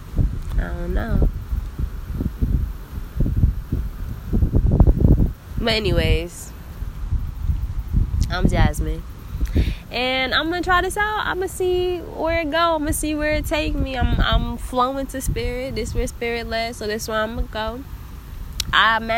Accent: New Jersey, United States; I'm a girl from Jersey.

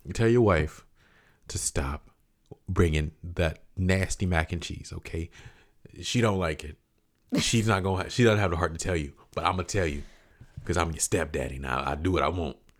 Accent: Central Florida, United States; I grew up in Central Florida

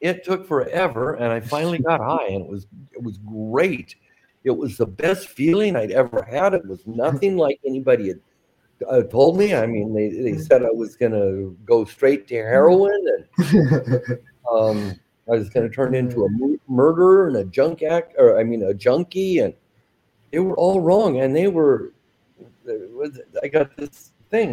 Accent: Ontario, Oregon, United States; my hometown, Ontario, Oregon

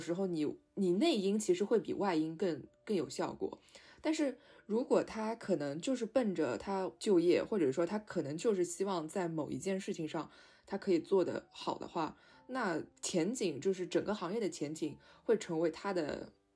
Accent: Shanghai, China; 因为我是上海人嘛

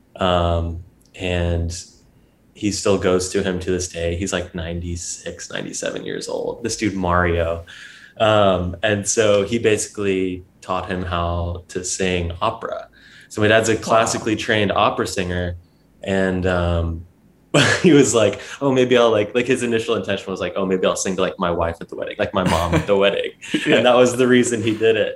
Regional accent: Georgia, United States; moved away as an adult; also born or lived in Atlanta; now in New York, United States; I grew up in in Georgia. That's where I was like raised. So I'm a southern southern boy

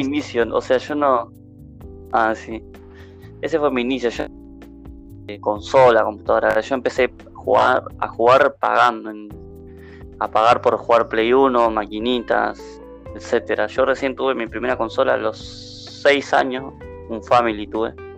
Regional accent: Santa Fe, Argentina; soy de Argentina, de, Santa Fe

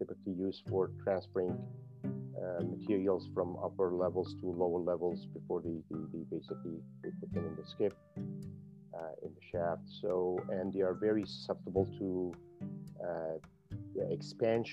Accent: near Kurdistan, Iran; moved away as an adult; also born or lived in Tehran, Iran / Quebec City, Canada; now in Canada; I was an instructor at University of Kurdistan in near my hometown in Iran, west of Iran. And then in 2005, I moved to Canada

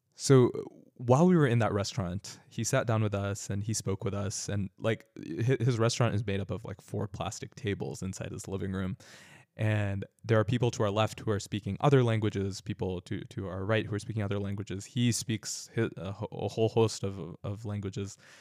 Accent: suburban California, United States; also born or lived in Danville; growing up in suburban California, uh, my entire life

